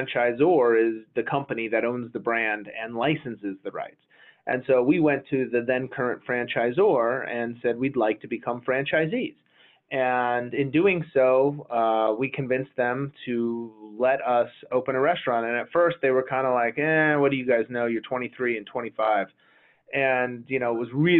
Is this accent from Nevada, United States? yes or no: yes; Las Vegas, Nevada, United States; growing up in Las Vegas, I wound up graduating high school and then going to UNLV